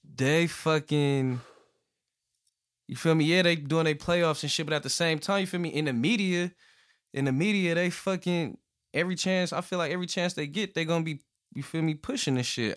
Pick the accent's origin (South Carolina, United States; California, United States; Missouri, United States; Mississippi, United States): California, United States; I'm from Cali